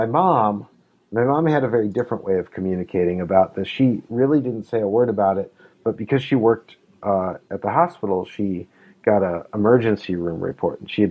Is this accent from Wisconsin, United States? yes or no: yes; La Crosse, Wisconsin, United States; also born or lived in Utah; now in Minnesota, United States; I grew up in La Crosse, Wisconsin, near Milwaukee